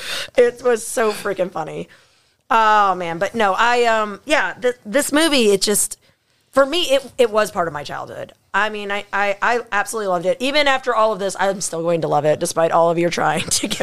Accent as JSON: {"language": "English", "country": "Australia", "said": "I love that dog because of course having border collies and that's being an Aussie."}